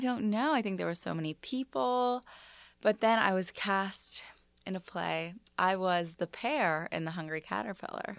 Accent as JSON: {"language": "English", "town": "New York City", "region": "New York", "country": "United States", "tie": "born or raised there", "also_born_or_lived": "Los Angeles", "said": "I grew up in Bayside, Astoria"}